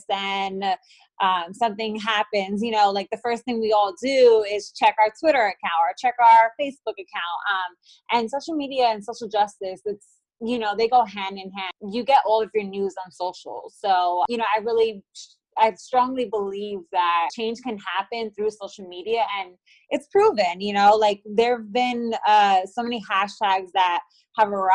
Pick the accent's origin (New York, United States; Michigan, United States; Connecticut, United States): New York, United States; New York City; moved away as an adult; now in Dallas, United States; I was born and raised in New York City. I am now living in Dallas, Texas.